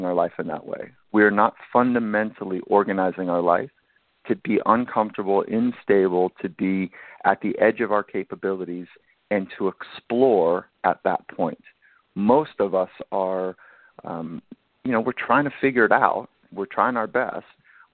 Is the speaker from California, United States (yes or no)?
yes; Southern California, United States; I grew up in Southern California